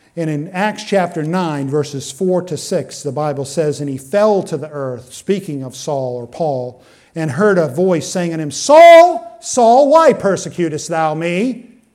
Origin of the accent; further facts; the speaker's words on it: Benton, Maine, United States; we're from East Benton